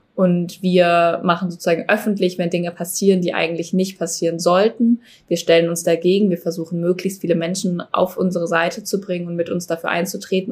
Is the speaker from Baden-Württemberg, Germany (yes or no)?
no; Cologne, North Rhine-Westphalia, Germany; Ich komme ja aus Köln